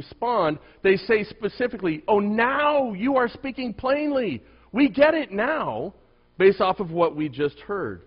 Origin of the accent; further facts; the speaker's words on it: United States; as an American